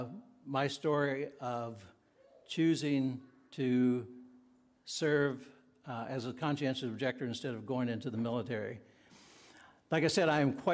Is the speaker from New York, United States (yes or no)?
no; Virginia, United States; moved away; as a young boy growing up in Virginia, I attended Bethel Mennonite Church